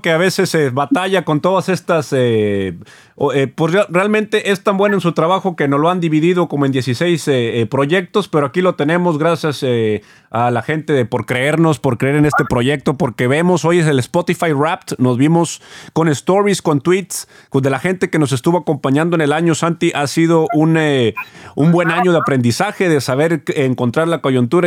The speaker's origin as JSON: {"language": "Spanish", "town": "Monterrey", "region": "Nuevo León", "country": "Mexico"}